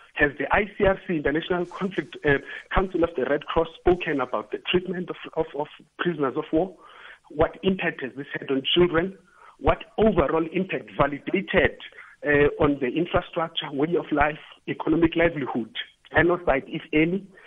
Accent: South Africa; being a South African

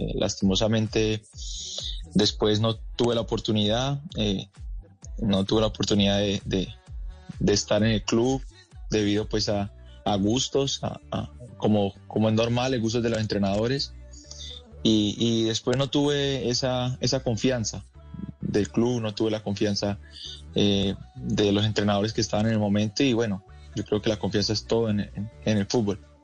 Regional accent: Los Llanos, Colombia; moved away as an adult; now in Brazil; muy, muy feliz de representar al llano

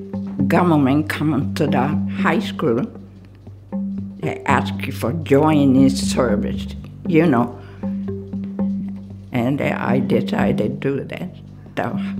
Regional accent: Kyoto, Japan; born or raised there; English is a second language; moved away

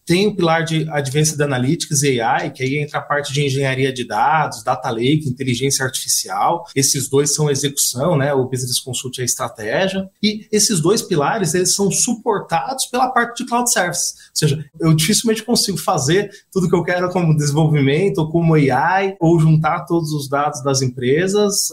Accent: Osasco, São Paulo, Brazil; Alphaville, é, vizinho de Osasco, onde eu nasci.

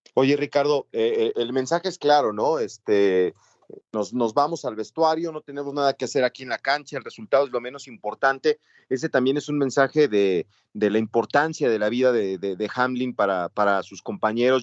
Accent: Mexico; en el entorno en el que yo crecí que en México los Reyes Magos son los que los que rifan acá en México

